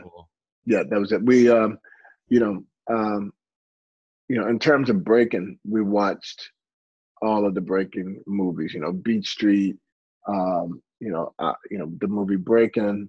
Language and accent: English; St. Louis, Missouri, United States; I'm originally from St. Louis, Missouri